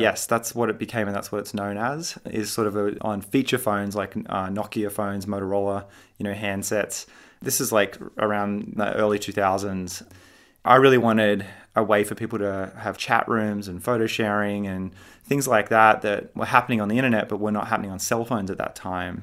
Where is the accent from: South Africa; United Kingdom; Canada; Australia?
Australia; Sydney, New South Wales; moved away as an adult; now in California, United States; I grew up in Sydney, Australia